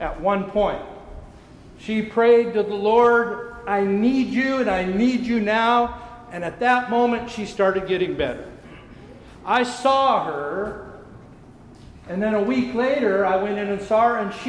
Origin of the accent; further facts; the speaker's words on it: California, United States; I am from California